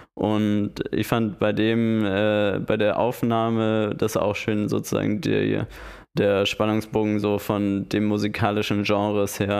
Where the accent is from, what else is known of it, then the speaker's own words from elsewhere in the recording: Hamburg, Germany; als Hamburger